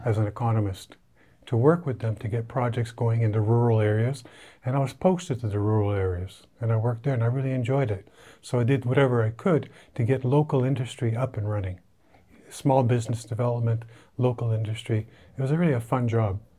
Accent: Canada; moved away; as a Canadian

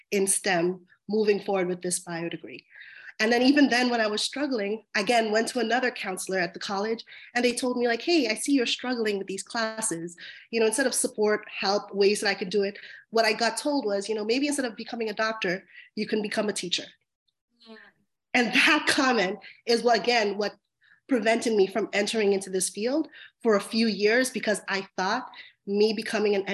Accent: Long Island, New York, United States; I grew up in Long Island, New York, in a historically marginalized community that was filled with majority immigrant families, um, Black and Brown families.

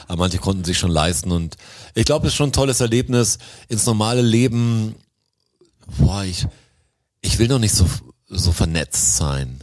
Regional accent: Swabia, Germany; als Schwabe

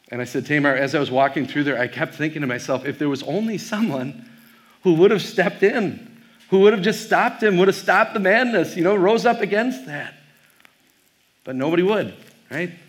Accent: Wisconsin, United States; I am from Wisconsin. I have no problem staying in front of a group of probable Vikings fans.

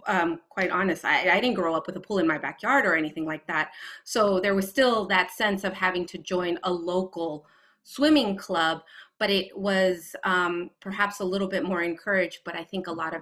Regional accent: West Coast, United States; in full transparency, I grew up on the West Coast.

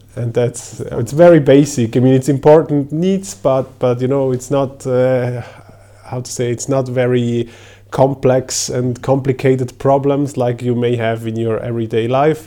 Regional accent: Switzerland; I am from Switzerland

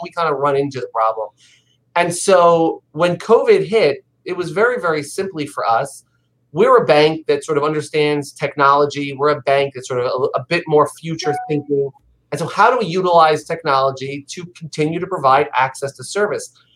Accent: New York, United States; I'm a New Yorker.

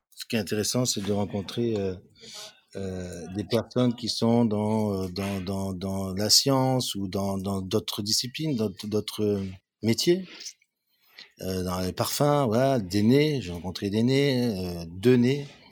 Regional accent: Cannes, Provence-Alpes-Côte d'Azur, France; Je suis né à Cannes, je suis français, avec une génétique italienne, sud et centre de l'Italie

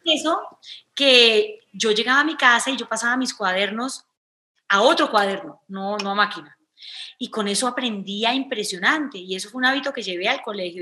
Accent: Cali, Valle del Cauca, Colombia; yo crecí en Cali, es una ciudad bacanísima

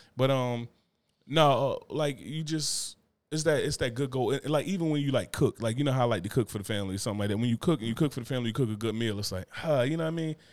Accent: Newark, New Jersey, United States; I'm from Newark, you know what I'm saying? I'm from Brick City

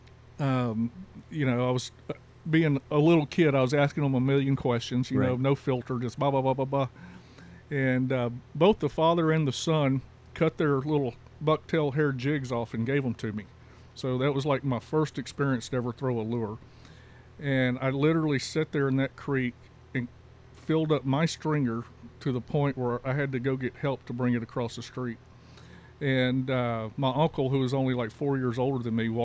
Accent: Louisiana, United States; moved away; also born or lived in Texas; I was born in Louisiana

